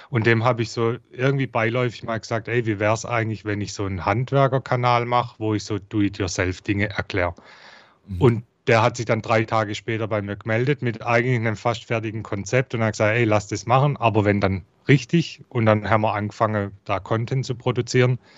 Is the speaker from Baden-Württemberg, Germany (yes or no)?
yes; Heilbronn, Baden-Württemberg, Germany; accent: Swabian; Ich komme aus Heilbronn, wie man unschwer erkennen kann an meinem Dialekt aus dem Schwabenländle.